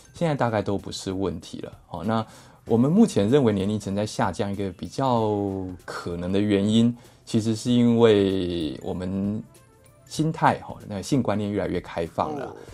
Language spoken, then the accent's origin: Chinese; Taiwan; 我们台湾人很怕吃抗生素